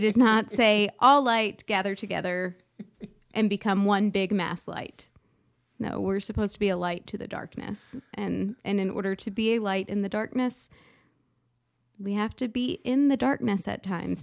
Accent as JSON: {"language": "English", "country": "United States"}